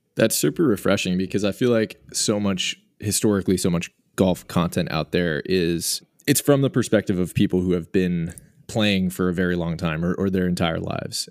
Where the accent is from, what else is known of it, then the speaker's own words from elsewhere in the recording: Boston, Massachusetts, United States; moved away as an adult; also born or lived in Portland, Oregon; now in New York, United States; I, I grew up in the Boston area and lived in Portland, Oregon for ten years for, for college and then afterwards, and then I, I just relocated to, to New York last year.